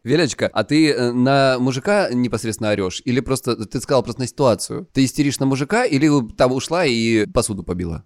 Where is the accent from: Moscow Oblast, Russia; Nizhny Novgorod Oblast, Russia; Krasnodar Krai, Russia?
Krasnodar Krai, Russia; я с Кубани